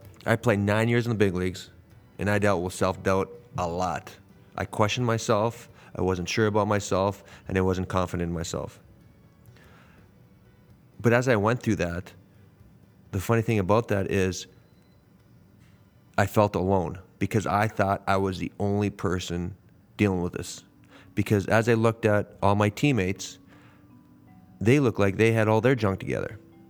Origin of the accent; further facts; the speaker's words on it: Canada; I'm from Canada